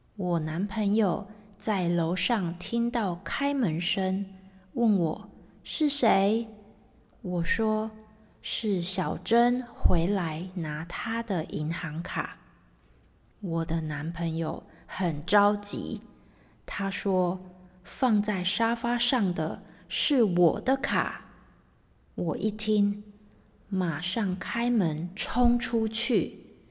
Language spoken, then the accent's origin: Chinese; Taiwan; moved away as an adult; now in England, United Kingdom; 我是来自台湾的